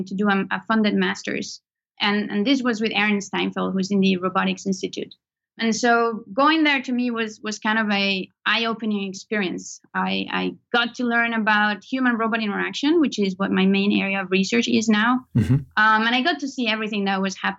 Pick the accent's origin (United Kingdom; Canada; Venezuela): Venezuela; moved away as an adult; now in United States; I was born in Venezuela, in South America, and I did my undergrad all the way to there, back at home.